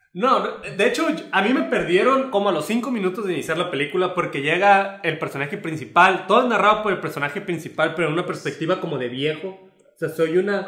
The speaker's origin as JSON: {"language": "Spanish", "country": "Mexico", "said": "como mexicanos estamos"}